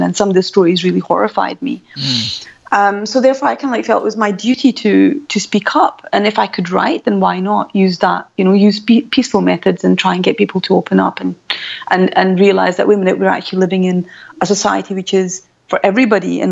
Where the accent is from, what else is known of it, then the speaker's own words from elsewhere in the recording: Glasgow, Scotland, United Kingdom; as you can tell from my voice, I'm born and brought up I come from Glasgow